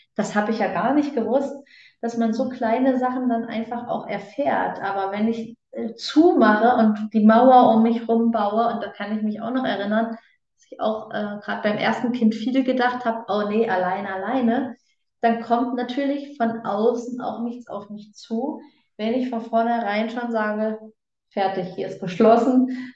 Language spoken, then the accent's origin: German; Germany; now in Switzerland; gebürtig aus Deutschland, lebend momentan in der Schweiz.